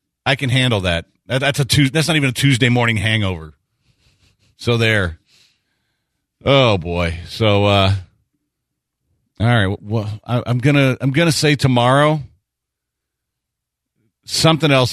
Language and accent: English; near Hitchcock, Texas, United States; I'm a East Side guy, and I grew up down there near Hitchcock.